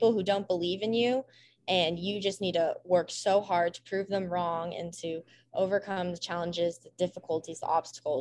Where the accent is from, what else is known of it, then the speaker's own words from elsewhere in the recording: Lone Tree, Colorado, United States; growing up in Colorado